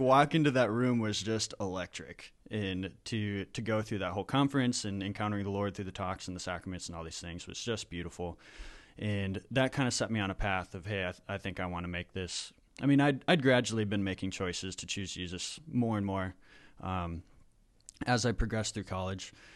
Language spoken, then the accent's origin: English; Minnesota, United States; also born or lived in Wisconsin; I'm from Minnesota